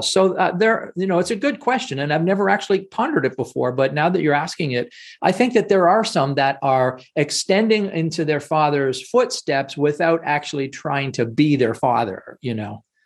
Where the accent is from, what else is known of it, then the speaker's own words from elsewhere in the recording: Canada; I'm Canadian